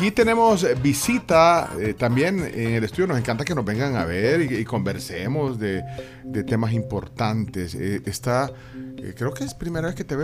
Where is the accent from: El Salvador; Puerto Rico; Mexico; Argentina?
El Salvador; Yo soy 100% salvadoreño.